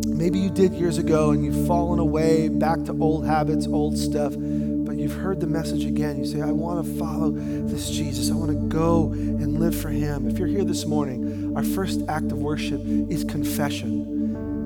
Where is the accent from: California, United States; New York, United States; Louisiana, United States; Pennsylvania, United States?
New York, United States; I grew up in New York